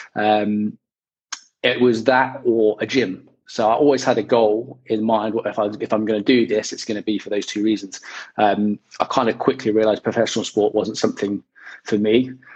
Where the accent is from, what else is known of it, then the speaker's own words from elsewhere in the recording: West Country, South West England, United Kingdom; moved away as an adult; also born or lived in Chippenham, Wiltshire; now in London, United Kingdom; I grew up in the West Country, so my, my folks still live out that way.